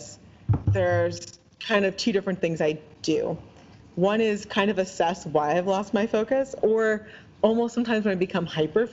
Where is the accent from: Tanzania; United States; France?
United States; New York, East Coast; now in Seattle, United States; growing up on the East Coast, in like the New York, New Jersey area